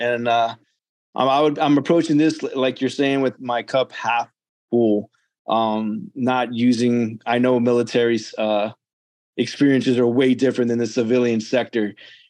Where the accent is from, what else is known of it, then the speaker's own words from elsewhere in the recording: Corpus Christi, Texas, United States; I'm actually from Corpus Christi, Texas.